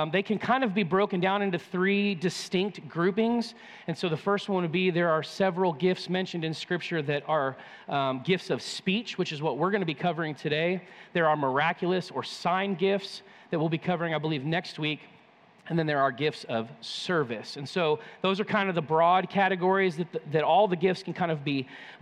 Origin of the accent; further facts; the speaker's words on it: California, United States; moved away; I grew up in California